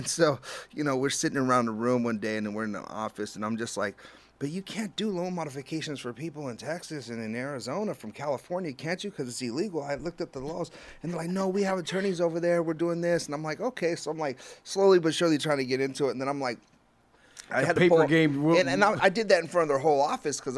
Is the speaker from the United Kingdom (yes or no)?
no; Puerto Rico; I'm from Puerto Rico